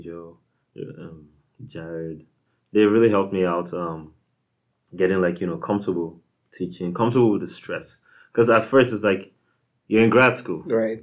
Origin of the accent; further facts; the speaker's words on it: Nigeria; moved away as an adult; now in United States; I am from Nigeria, um, and uh, lived there like throughout like you know so high school